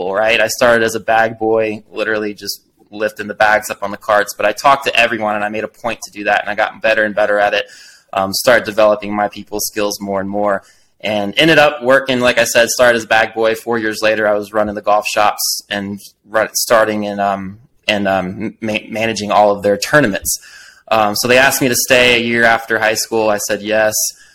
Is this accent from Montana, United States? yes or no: no; Destin, Florida, United States; moved away as an adult; also born or lived in Arkansas; now in Colorado, United States; I left Destin, Florida. I grew up in the Gulf Coast.